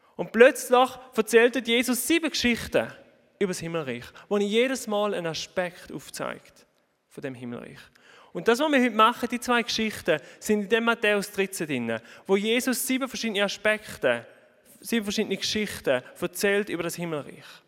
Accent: Oberhofen, Thurgau, Switzerland; moved away as an adult; ihr hört ein bisschen meinem Dialekt an, ich bin nicht ganz von da, auch wenn ich zu Oberhofen aufgewachsen bin.

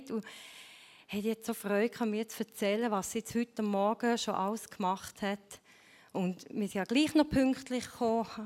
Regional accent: Switzerland; Meine Eltern sind Ungarn, ich bin hier in der Schweiz aufgewachsen, aber wir hatten immer ein offenes Haus bei uns.

